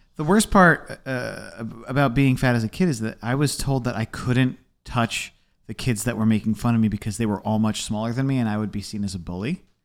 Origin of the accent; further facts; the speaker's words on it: Essex County, New Jersey, United States; I grew up in Essex